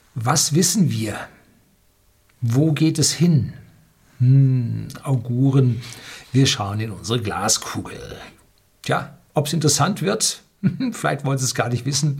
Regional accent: Bavaria, Germany; Bei uns in Bayern

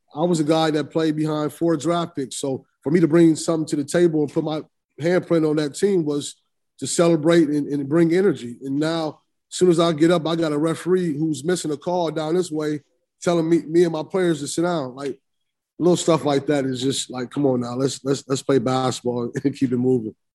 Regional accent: Illinois, United States; being from Illinois and, and, and, and recruiting in Chicago

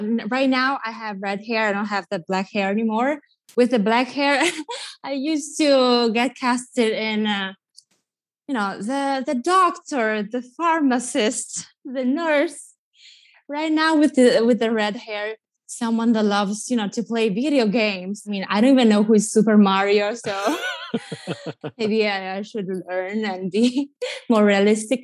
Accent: Italy; accent: Italian; English is a second language; moved away as an adult; also born or lived in New York; now in Los Angeles, United States; I grew up watching MTV in Italy

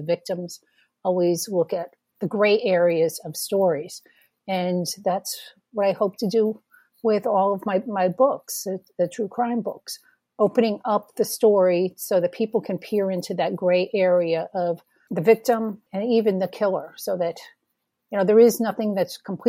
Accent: New England, United States; My background, I'm from New England

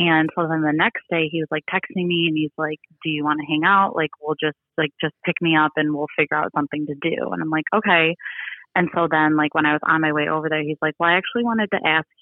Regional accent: around the Detroit area, Michigan, United States; I'm from Michigan

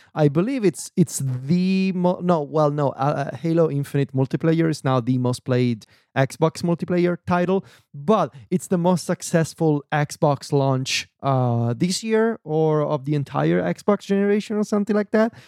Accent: Viterbo, Lazio, Italy; moved away; when I'm in Viterbo, in my hometown

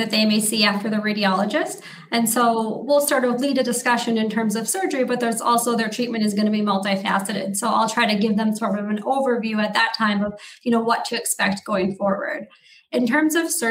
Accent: Marquette, Michigan, United States; moved away as an adult; also born or lived in New York State / Detroit, Michigan / Chicago, Illinois; now in Wisconsin, United States; I'm originally from Marquette, Michigan in the Upper Peninsula

